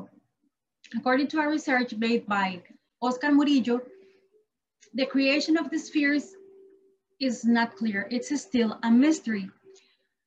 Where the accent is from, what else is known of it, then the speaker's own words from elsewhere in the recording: Costa Rica; I'm from Costa